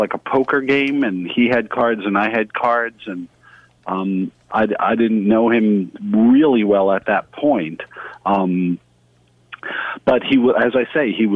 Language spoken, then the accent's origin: English; New York City, New York, United States; I grew up in New York City.